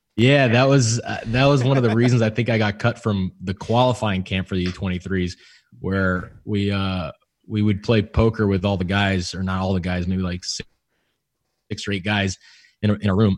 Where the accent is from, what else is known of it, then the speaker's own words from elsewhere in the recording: California, United States; moved away; also born or lived in Houston; I'm from California.